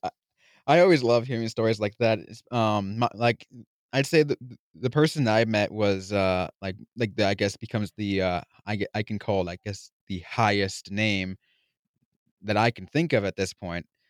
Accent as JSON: {"language": "English", "town": "San Jose", "region": "California", "country": "United States", "tie": "born or raised there", "said": "my hometown of San Jose"}